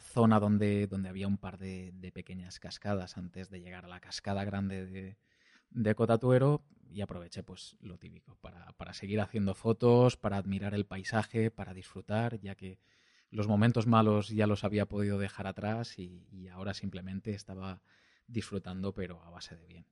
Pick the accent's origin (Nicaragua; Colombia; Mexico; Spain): Spain; Valencian-speaking area, Valencian Community; accent: Valencian; first language Valencian; Spanish is a second language; hablo en, en valenciano, que es mi lengua materna